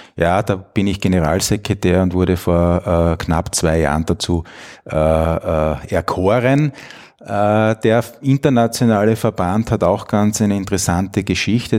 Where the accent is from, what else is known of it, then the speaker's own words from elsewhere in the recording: Styria, Austria; moved away as an adult; also born or lived in Bologna, Italy; now in Vienna, Austria; bin groß geworden in der Steiermark, äh, bin zweisprachig aufgewachsen. Meine Mutter stammt aus Italien